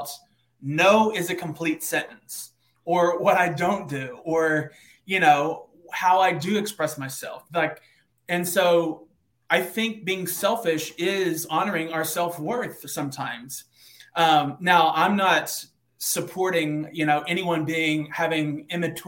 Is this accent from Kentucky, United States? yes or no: yes; Eastern Kentucky, United States; now in Nashville, United States; I was born in Eastern Kentucky, like a small town of 4,000 people.